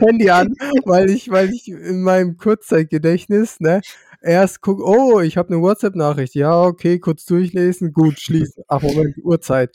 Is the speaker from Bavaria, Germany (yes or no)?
yes; Franconia, Bavaria, Germany; dann bin ich Bayer. Und ähm, wenn ich mich davon differenzieren muss, dann bin ich Franke